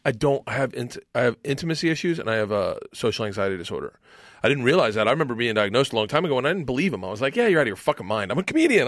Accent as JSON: {"language": "English", "town": "Tampa", "region": "Florida", "country": "United States", "tie": "born or raised there", "said": "I grew up in Tampa"}